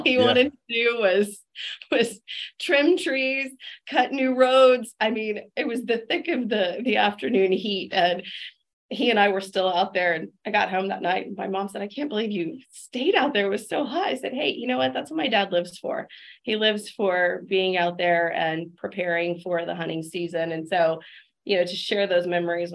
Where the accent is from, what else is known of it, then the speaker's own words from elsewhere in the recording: Texas Hill Country, United States; I was raised in the Texas Hill Country